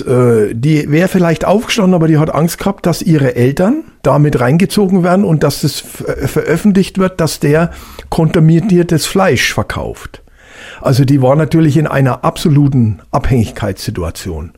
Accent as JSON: {"language": "German", "area": "Hallertau", "region": "Bavaria", "country": "Germany", "said": "ich komme ja aus der Hallertau, also Freisinger Hinterland ist ja große äh, äh, Hopfengegend"}